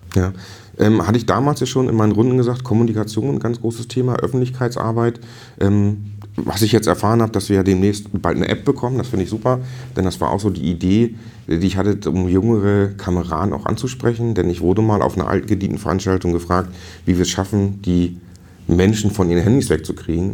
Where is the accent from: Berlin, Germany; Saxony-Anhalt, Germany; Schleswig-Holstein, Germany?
Schleswig-Holstein, Germany; Stellewittenwoth; ich komme aus Stellewittenwoth